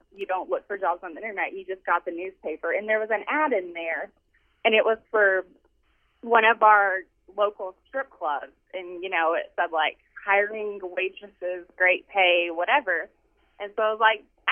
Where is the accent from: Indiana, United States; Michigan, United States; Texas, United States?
Texas, United States; Amarillo; I grew up in Amarillo, Texas, and I had an alcoholic father